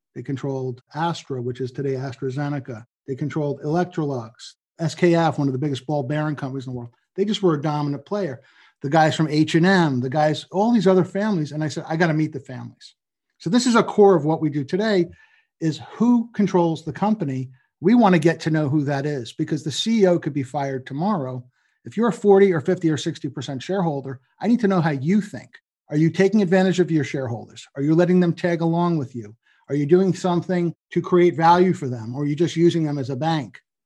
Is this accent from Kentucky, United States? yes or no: no; New York and Long Island, United States; also born or lived in Boston / New Jersey; I grew up in New York and Long Island